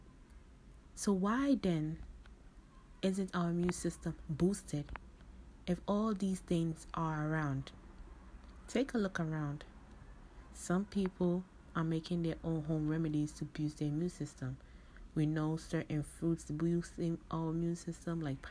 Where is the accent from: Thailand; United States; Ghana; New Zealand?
Ghana; I'm from Ghana